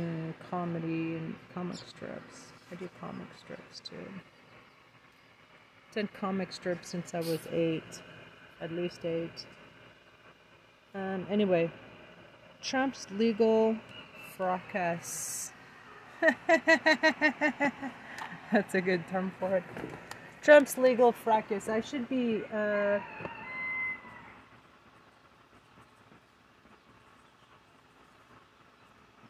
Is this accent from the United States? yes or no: yes; United States; moved away as an adult; also born or lived in France / Taipei; as an American who spent a couple years of my academic formation in France